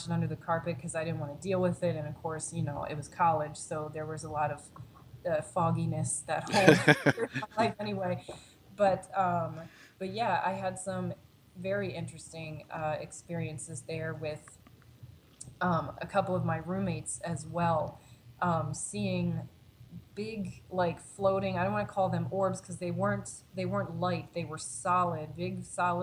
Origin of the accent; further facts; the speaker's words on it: Maryland, United States; moved away as an adult; also born or lived in Pennsylvania; now in Chicago, United States; my home state of Maryland